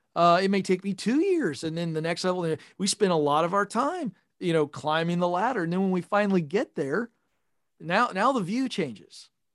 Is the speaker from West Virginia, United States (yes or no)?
yes; Point Pleasant, West Virginia, United States; I was born in a super small town of five thousand people called Point Pleasant, West Virginia